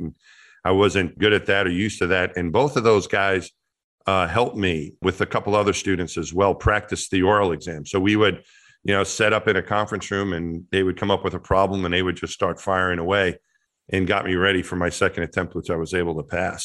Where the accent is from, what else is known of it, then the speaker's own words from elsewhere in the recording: Franklin Square, New York, United States; my hometown's Franklin Square, so right outside the Queens border of New York City